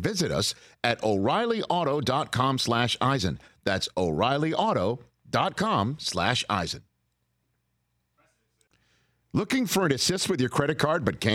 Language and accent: English; New York, United States; moved away; Growing up in New York